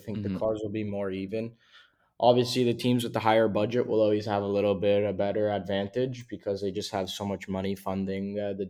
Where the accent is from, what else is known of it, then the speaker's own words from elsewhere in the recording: Davie, Florida, United States; I'm actually from Davie, Florida.